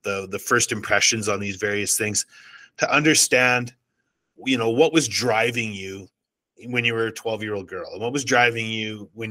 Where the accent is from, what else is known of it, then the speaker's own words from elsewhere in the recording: Canada; I'm Canadian